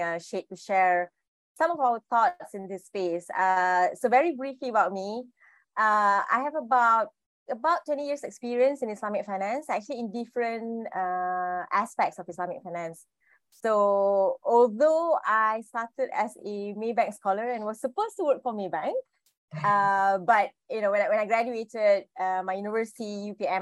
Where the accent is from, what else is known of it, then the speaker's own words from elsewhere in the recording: Malaysia; I'm a Malaysian